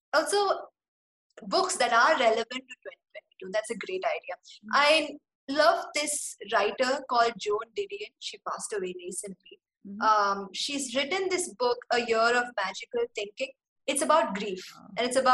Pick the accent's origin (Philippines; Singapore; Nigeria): Singapore; as a kid growing up in Singapore, we had to speak in English to other kids.